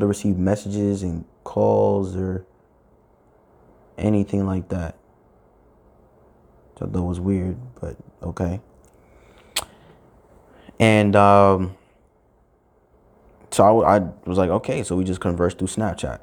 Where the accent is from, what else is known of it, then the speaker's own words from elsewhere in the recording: New York, United States; I'm from New York